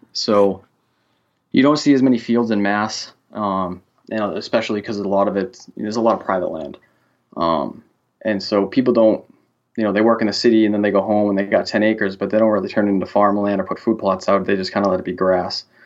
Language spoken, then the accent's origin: English; Central Massachusetts, United States; I'm from Central Massachusetts, and I'm a correctional officer for the state